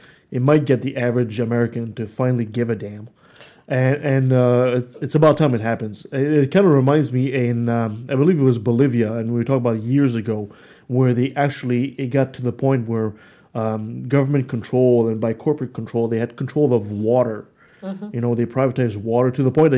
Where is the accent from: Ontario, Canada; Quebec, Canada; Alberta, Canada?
Quebec, Canada; Quebec City; Quebec City, my hometown